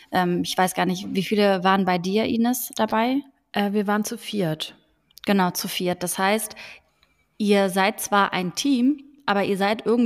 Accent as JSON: {"language": "German", "town": "Frankfurt", "region": "Hesse", "country": "Germany", "tie": "born or raised there", "lives_now": "Cologne, Germany", "said": "Ich bin eigentlich in Frankfurt am Main aufgewachsen, bin dann aber irgendwie in Köln gelandet"}